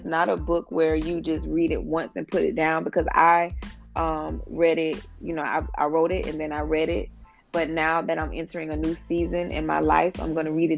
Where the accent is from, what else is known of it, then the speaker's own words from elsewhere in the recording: Jacksonville, Florida, United States; I'm from Jacksonville, Florida